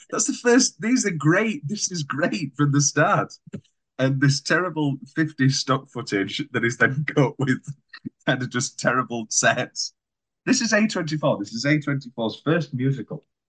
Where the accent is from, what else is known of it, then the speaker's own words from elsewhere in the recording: United Kingdom; we're British